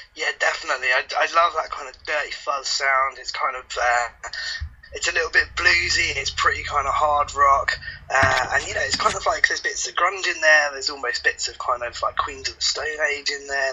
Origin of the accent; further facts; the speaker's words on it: Essex, East of England, United Kingdom; I was born in Essex